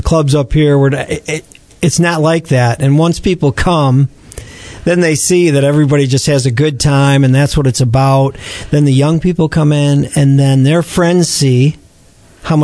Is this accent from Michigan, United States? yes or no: yes; East Lansing, Michigan, United States; I grew up in East Lansing, and went to Okemos High School and played golf in high school